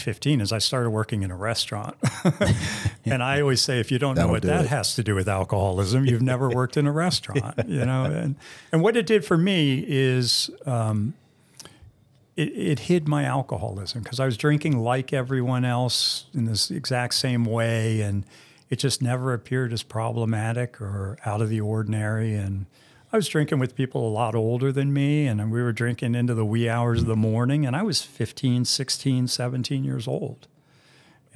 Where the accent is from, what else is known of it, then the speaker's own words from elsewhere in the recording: Bethesda, Maryland, United States; I grew up in Bethesda, so upper middle class